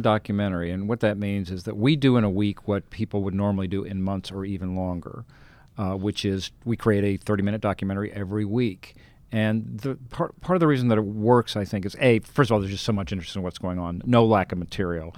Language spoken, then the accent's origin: English; Colorado, United States; I'm the guy from Colorado and, you know, the bland Colorado